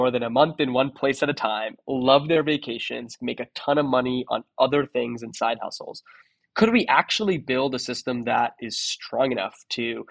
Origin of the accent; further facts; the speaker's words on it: Toronto, Ontario, Canada; moved away as an adult; also born or lived in San Francisco; I'm from Toronto, so I moved to San Francisco.